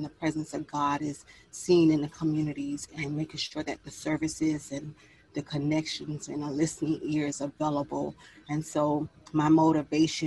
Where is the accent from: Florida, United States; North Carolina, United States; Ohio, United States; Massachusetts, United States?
Florida, United States; Miami; Miami-Dade County, born and raised, the 305